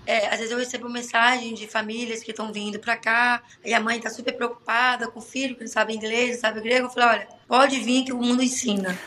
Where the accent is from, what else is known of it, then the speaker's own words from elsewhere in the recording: Brazil; moved away as an adult; now in Athens, Greece; eu sou bem brasileira mesmo